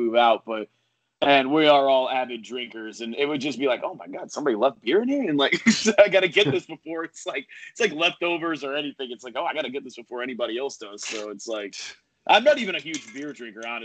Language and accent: English; Coral Springs, Florida, United States; I grew up in South Florida